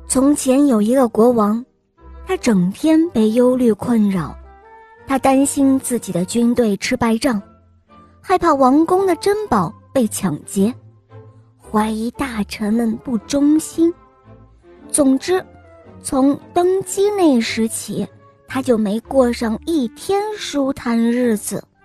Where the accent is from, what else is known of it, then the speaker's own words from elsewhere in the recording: Xinjiang, China; 我来自新疆